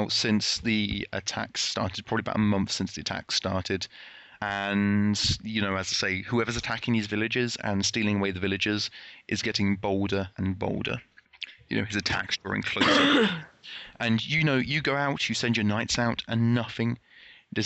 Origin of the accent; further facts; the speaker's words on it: United Kingdom; I'm British